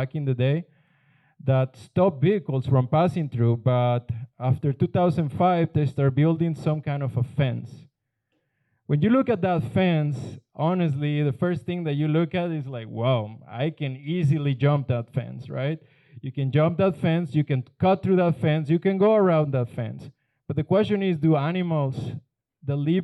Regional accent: Guaymas, Sonora, Mexico; moved away; Guaymas is my hometown

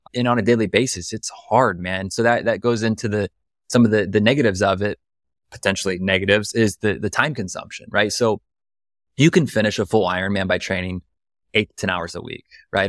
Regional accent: right outside Columbus, a small town in Ohio, United States; now in Austin, United States; I'm from the Midwest, like, I'm from Ohio, you know, from a small town in Ohio

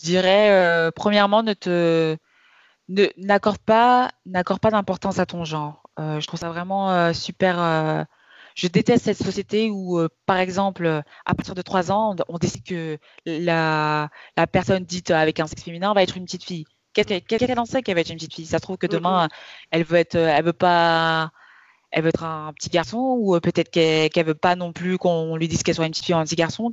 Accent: Kaolack, Senegal; où je viens, de Kaolac

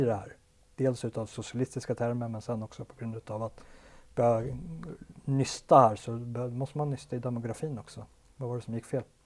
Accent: Sweden

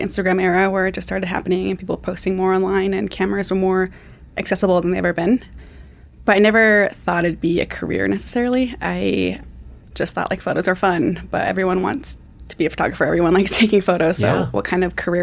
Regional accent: Flathead Reservation, Montana, United States; I grew up on the Flathead Reservation. It's in northwest Montana between Missoula and Kalispell.

